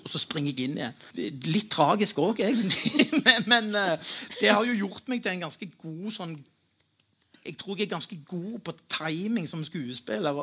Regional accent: Stavanger, Rogaland, Norway; jeg er fra Pedersgata

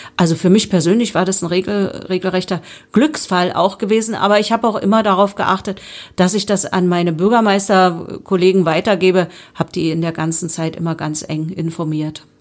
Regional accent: Spremberg, Brandenburg, Germany; Und ich bin ja gebürtige Sprembergerin und liebe meine Stadt

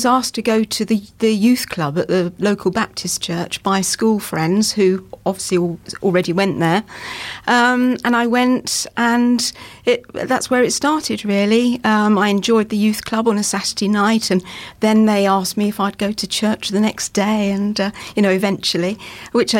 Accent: Luton, East of England, United Kingdom; I was brought up in Luton in Bedfordshire

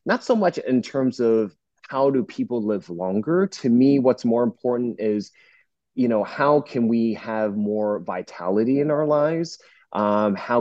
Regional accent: Northeast New Jersey, United States; now in Orange County, United States; I'm originally from Northeast New Jersey. I'm practicing in Southern California, Orange County, where I am right now

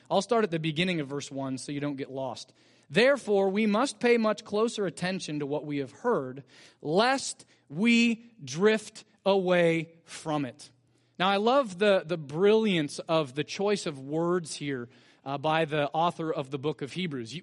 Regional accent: Bakersfield, California, United States; growing up in Bakersfield as a family

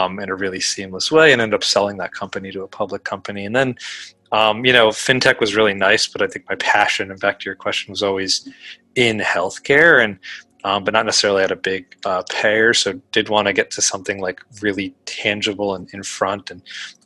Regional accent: Connecticut, United States; I grew up in Connecticut

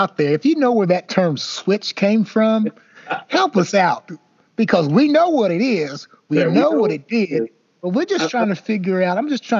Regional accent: the South, United States; growing up in the South

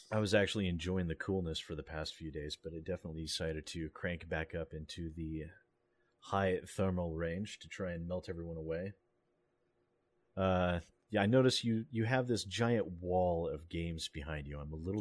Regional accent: United States; I'm American

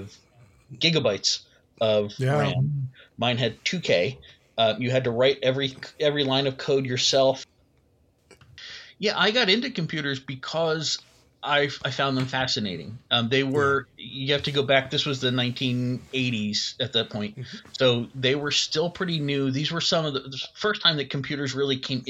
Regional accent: New Jersey, United States; I grew up in South Jersey, so it was a local school.

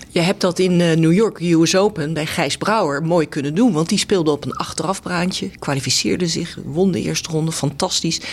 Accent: The Hague, South Holland, Netherlands; ik kom uit Den Haag

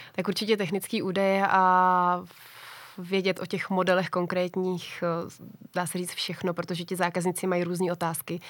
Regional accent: Czechia; u nás v Čechách

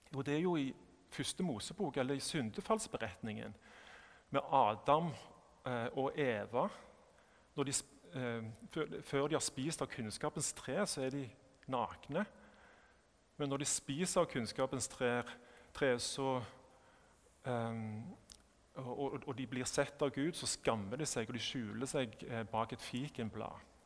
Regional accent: Sandnes, Rogaland, Norway; jeg kommer fra Sandnes eh, og ikke fra Stavanger. At jeg er norsk

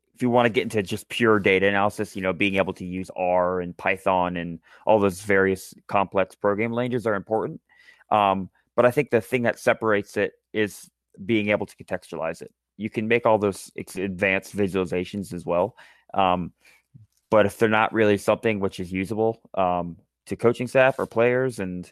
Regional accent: Charlottesville, Virginia, United States; I grew up in Charlottesville

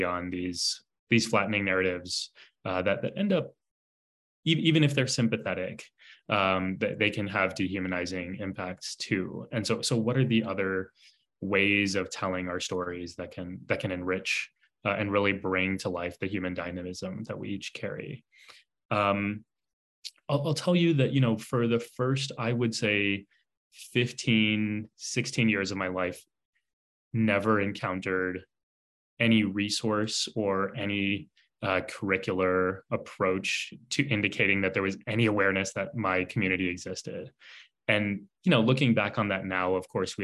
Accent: San Antonio, Texas, United States; I was born and raised in San Antonio, Texas

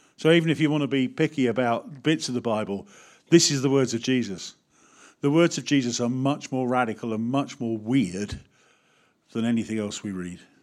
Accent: United Kingdom; As British people

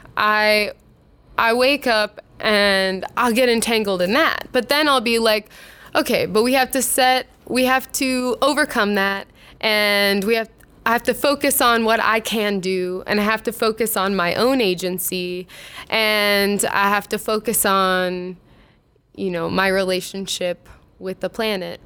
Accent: Jupiter, Florida, United States; now in Minneapolis, United States; I grew up in Jupiter. Florida.

